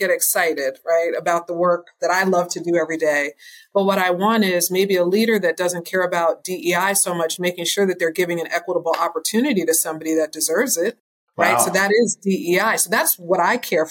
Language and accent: English; New York, United States; now in Houston, United States; I'm from New York originally